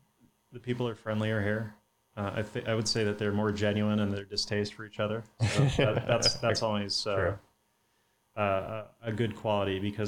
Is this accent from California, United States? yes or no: yes; Santa Cruz, California, United States; now in Texas, United States; I grew up in Santa Cruz, which is, you know, about an hour outside of Palo Alto, maybe an hour and a half.